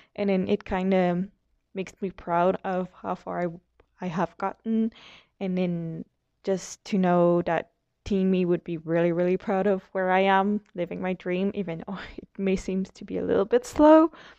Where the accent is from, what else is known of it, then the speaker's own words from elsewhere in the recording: Quebec, Canada; I'm from Quebec, Canada